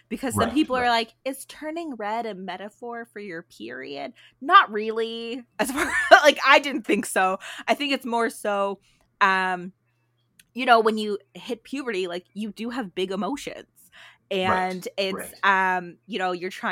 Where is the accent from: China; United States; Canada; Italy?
Canada; just outside of Toronto, Ontario; I grew up just outside of Toronto, but a 40-minute GO train ride.